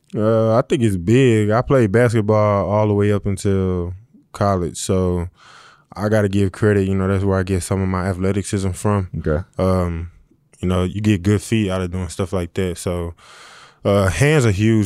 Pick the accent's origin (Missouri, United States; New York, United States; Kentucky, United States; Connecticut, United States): Missouri, United States; St. Louis; moved away; I'm from St. Louis